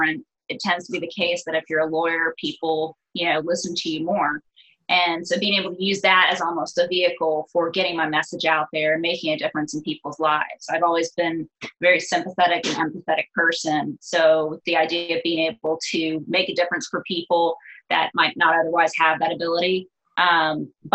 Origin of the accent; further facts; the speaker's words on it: Atlanta, Georgia, United States; I'm an only child born and raised in Atlanta.